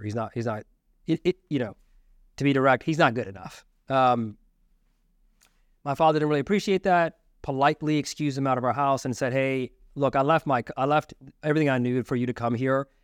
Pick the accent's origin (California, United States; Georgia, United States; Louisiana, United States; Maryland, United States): Maryland, United States; where we grew up in Maryland